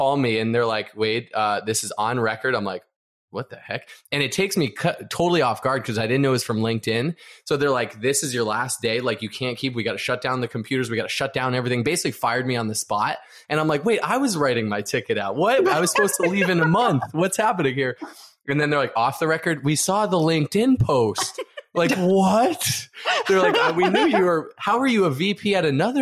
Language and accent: English; Boston, Massachusetts, United States; moved away as an adult; also born or lived in California; now in Orange County, California, United States; Boston where I was raised, grew up, built my whole career, built everything there